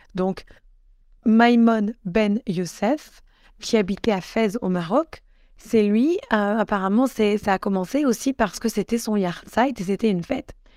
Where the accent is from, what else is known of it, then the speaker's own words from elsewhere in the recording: Grenoble, Auvergne-Rhône-Alpes, France; je viens de Grenoble